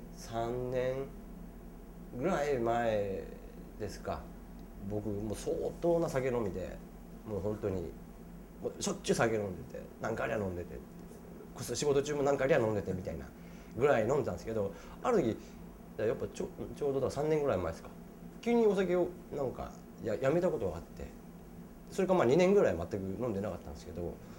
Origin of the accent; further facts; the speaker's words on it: Saitama, Japan; 僕はあの埼玉出身なんですけど